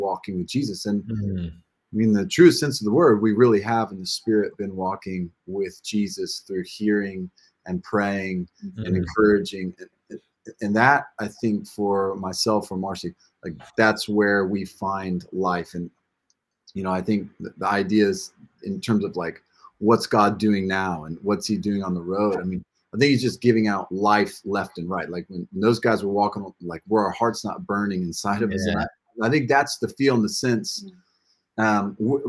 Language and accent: English; United States; moved away as an adult; now in United Kingdom; can tell from the accent, we come from the United States